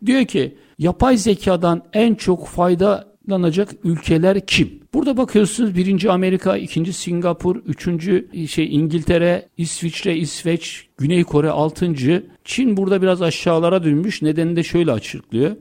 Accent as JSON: {"language": "Turkish", "region": "Istanbul", "country": "Turkey", "said": "ben turist değilim. Zaten biliyorum İstanbulluyum."}